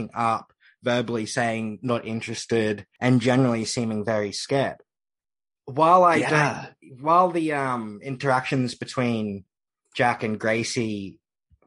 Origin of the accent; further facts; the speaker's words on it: Australia; as an Australian